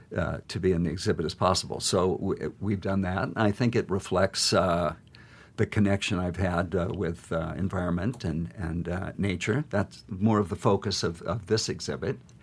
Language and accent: English; Great Falls, Montana, United States; I grew up in Great Falls looking at those mountains